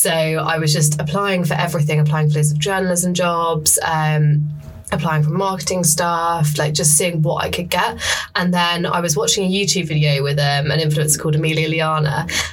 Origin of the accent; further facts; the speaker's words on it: Essex, East of England, United Kingdom; moved away as an adult; also born or lived in Sheffield; now in London, United Kingdom; I'm from Essex originally, so I'd kind of grown up having London on the doorstep